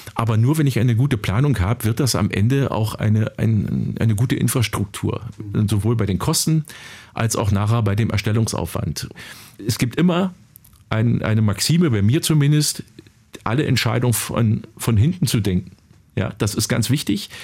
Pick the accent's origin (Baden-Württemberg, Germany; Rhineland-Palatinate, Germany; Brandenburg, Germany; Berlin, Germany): Brandenburg, Germany; Finsterwalde; In meiner Heimatstadt Finsterwalde